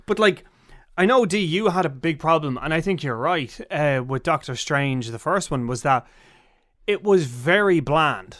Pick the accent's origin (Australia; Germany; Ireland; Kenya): Ireland; we're being Irish